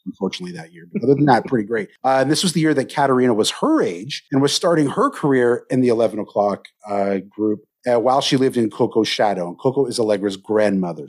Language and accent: English; Canada; I'm Canadian, so I had my Thanksgiving last month.